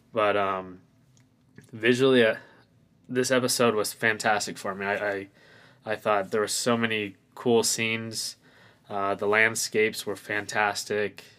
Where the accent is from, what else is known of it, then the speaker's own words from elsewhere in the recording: Phoenix, Arizona, United States; I'm from Phoenix, Arizona.